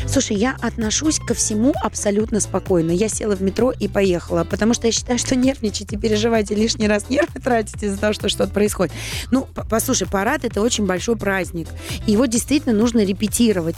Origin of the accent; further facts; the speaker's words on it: Saint Petersburg, Russia; now in Moscow, Russia; я петербурженка, не, не москвичка, и училась я а, в Петербурге